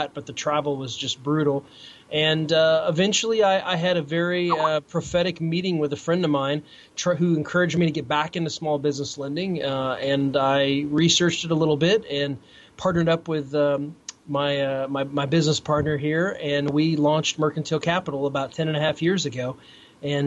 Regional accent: Peoria, Illinois, United States; moved away as an adult; also born or lived in Chicago / Philadelphia; I grew up outside of Peoria, Illinois, in a working class suburb there.

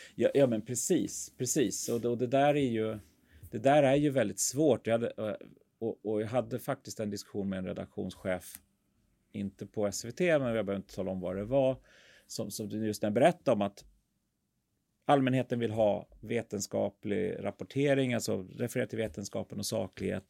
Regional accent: Sweden; som svenskar

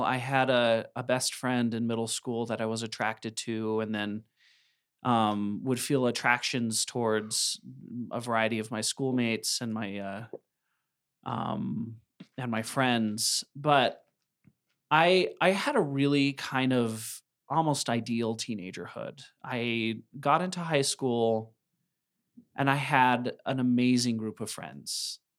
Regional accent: Idaho Falls, Idaho, United States; I was raised by farmers in Idaho Falls, just on the outskirts of Idaho Falls. It's in town now, but at the time it was a farming area

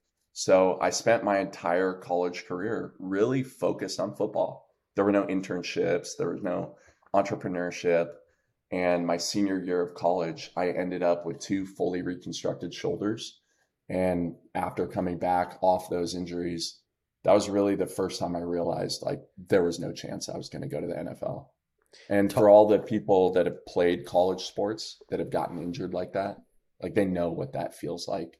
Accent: New Jersey, United States; I'm from Jersey. So I say New York because nobody knows like where Parsippany is

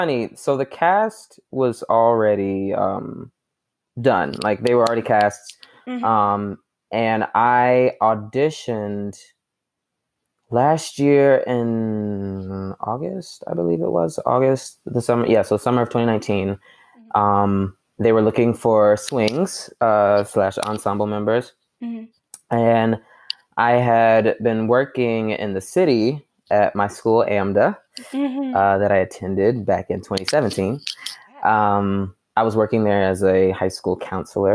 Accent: Atlanta, Georgia, United States; also born or lived in South Carolina; I was born and raised in South Carolina. And then I moved around the age of 6 or 7. Mm-hmm. And then we moved to Atlanta, Georgia

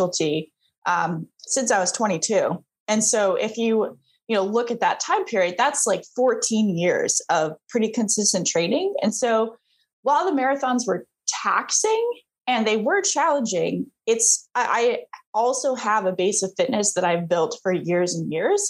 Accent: Vermont, United States; moved away; I grew up in Vermont

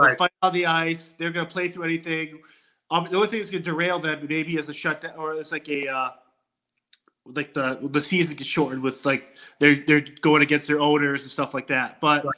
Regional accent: Boston, Massachusetts, United States; I'm from Boston, so I've always grew up a Boston Bruins fan.

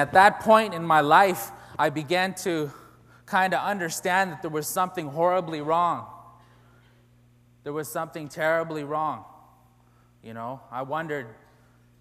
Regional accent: Canada; I come from the Cree Nation of Pugetoagon, which is located at about the 56th parallel on the border of Saskatchewan and Manitoba in Canada on the mouth of the Churchill River

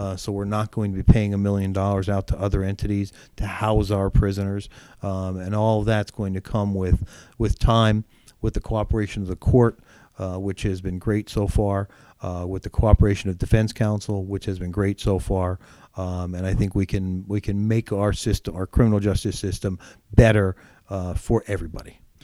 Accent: Mahanoy City, Pennsylvania, United States; moved away as an adult; now in Pottsville, United States; growing up in Mahoney City

